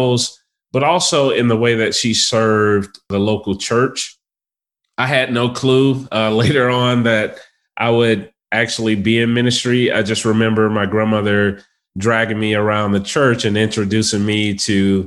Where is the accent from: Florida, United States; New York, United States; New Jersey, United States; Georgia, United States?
Georgia, United States; Atlanta; I am a native of Atlanta, Georgia. I've been here my entire life.